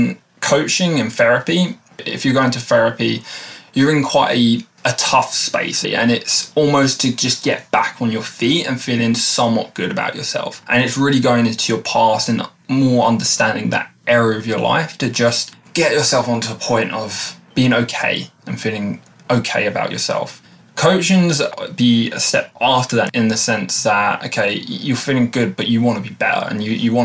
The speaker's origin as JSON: {"language": "English", "town": "Erith", "region": "London", "country": "United Kingdom", "said": "I'm from Southeast London, a small town called Erith, which probably not many people know"}